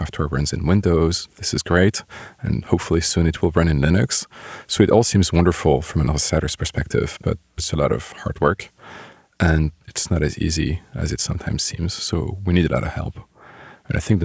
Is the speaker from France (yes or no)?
yes; Bordeaux, Nouvelle-Aquitaine, France; moved away as an adult; also born or lived in Lyon, France / Paris, France; I grew up near Bordeaux. Stayed in Bordeaux for high school